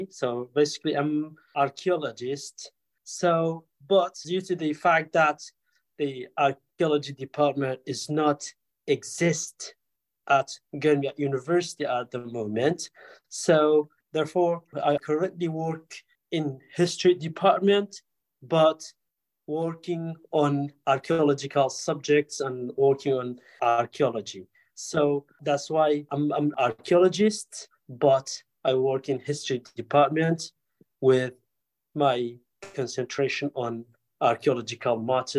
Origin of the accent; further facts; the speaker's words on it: Kurdistan Region, Iraq; I'm from Kurdistan region, part of Iraq.